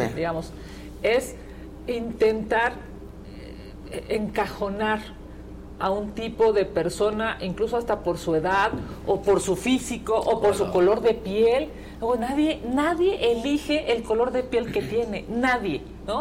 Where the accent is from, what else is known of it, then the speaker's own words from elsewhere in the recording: Mexico City, Mexico; yo soy de la Ciudad de México